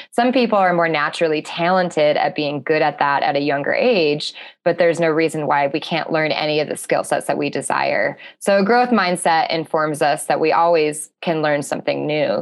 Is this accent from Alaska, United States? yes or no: yes; Alaska, United States; I'm from Alaska